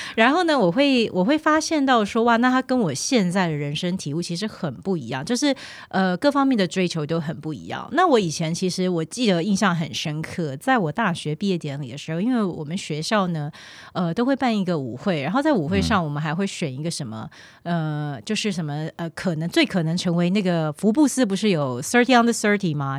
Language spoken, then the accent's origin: Chinese; Taiwan; moved away as an adult; also born or lived in Mainland China; 我虽然 是从小在台湾长大